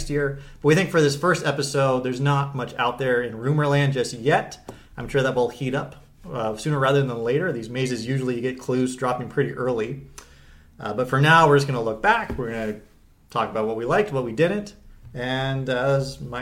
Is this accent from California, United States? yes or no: yes; Northern California, United States; moved away as an adult; now in Los Angeles, United States; I'm from Northern California